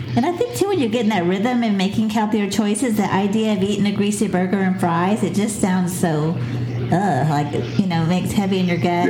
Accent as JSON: {"language": "English", "town": "Pensacola", "region": "Florida", "country": "United States", "tie": "born or raised there", "said": "Pensacola is my hometown"}